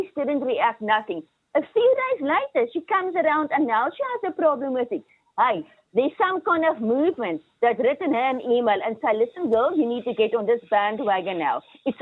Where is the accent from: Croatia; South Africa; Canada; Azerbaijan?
South Africa; moved away as an adult; now in Ireland; I'm from South Africa